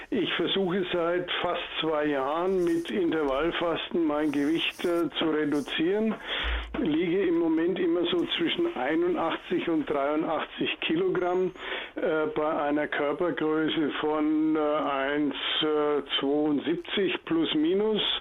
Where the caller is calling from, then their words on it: Nuremberg, Bavaria, Germany; Ich komme aus Nürnberg, bin knapp 74 Jahre alt